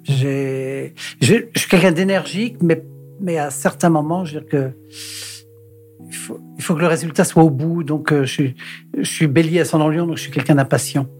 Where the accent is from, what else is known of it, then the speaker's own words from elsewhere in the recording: Paris, Île-de-France, France; also born or lived in Brittany; pour la famille, euh, je suis un Parisien, je suis pas un Breton.